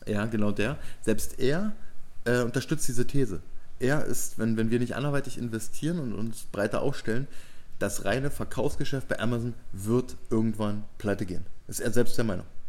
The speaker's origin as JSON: {"language": "German", "country": "Germany", "said": "bei uns in Deutschland"}